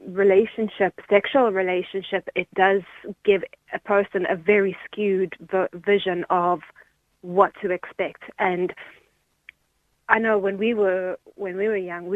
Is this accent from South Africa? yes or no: yes; South Africa; now in Ireland; I grew up in South Africa